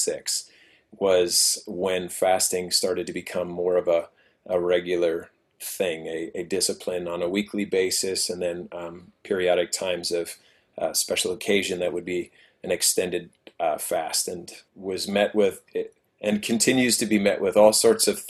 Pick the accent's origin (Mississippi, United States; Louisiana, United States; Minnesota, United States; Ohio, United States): Minnesota, United States; Wayzata; moved away as an adult; now in Washington, D.C., United States; I grew up in Wayzata Free, as a matter of fact. Started going there when I was in third grade.